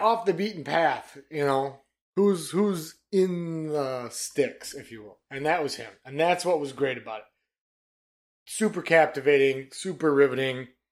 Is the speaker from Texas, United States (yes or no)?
no; Detroit, Michigan, United States; we're from Detroit, man. Coney Island